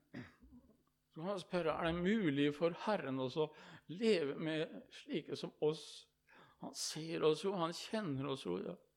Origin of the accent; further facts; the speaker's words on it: Østfold, Norway; hjemme i Østfold, i Indre Østfold, i Rakkestad.